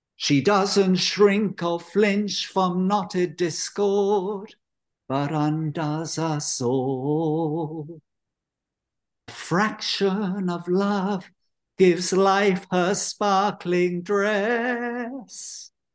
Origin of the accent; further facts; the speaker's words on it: London, United Kingdom; accent: London; moved away as an adult; also born or lived in Israel / Haifa, Israel; now in Sebastopol, United States; It's mostly a London accent. I spent most of my life there, though I was born in Israel on a kibbutz